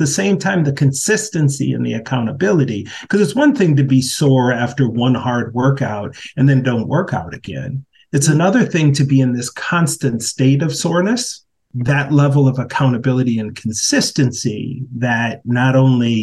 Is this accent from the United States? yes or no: yes; Minneapolis, Minnesota, United States; the uprisings in my hometown